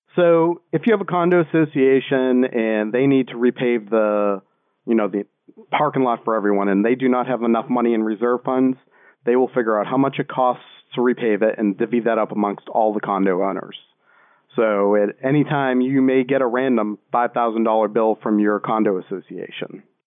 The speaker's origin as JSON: {"language": "English", "town": "Boston", "region": "Massachusetts", "country": "United States", "moved": "yes", "said": "I'm originally from Boston"}